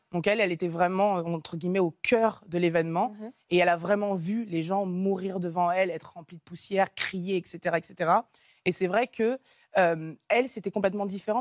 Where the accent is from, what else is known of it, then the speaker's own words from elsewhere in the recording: Nantes, Pays de la Loire, France; moved away as an adult; je suis originaire de Nantes